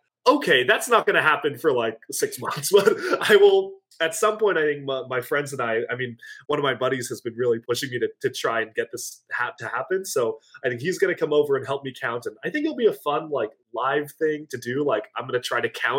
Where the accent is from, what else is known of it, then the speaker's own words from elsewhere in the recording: Washington, United States; born and raised in Washington